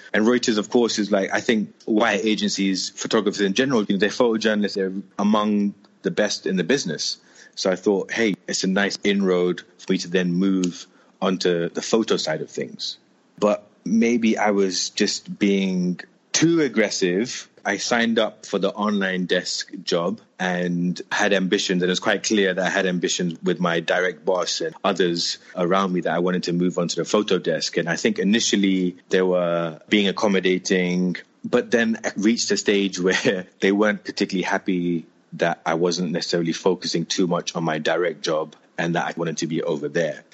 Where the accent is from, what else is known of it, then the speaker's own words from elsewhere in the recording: London, United Kingdom; moved away as an adult; also born or lived in Moscow / Mumbai; now in Delhi, India; I'm born and raised in London, in northwest London specifically, an area called Neasden.